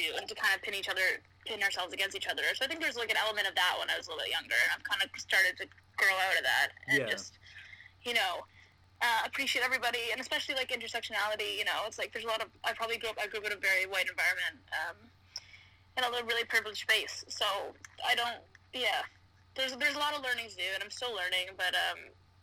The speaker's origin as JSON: {"language": "English", "town": "Toronto", "region": "Ontario", "country": "Canada", "tie": "born or raised there", "moved": "as an adult", "lives_now": "United Kingdom", "said": "Toronto, I grew up in Toronto"}